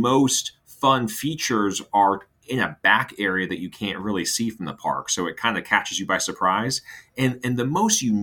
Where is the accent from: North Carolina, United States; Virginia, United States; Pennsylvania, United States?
Virginia, United States; Hampton Roads; now in Orlando, United States; my hometown in Hampton Roads, Virginia